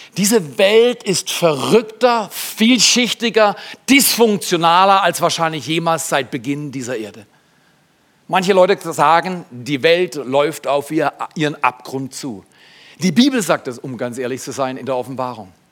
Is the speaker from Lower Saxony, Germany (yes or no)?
no; Freiburg, Baden-Württemberg, Germany; ich komme aus Haslach, du nicht. Ich wäre gerne in Herdern geboren, aber ich bin Haslach groß geworden. Das ist die Loser-Gegend in Freiburg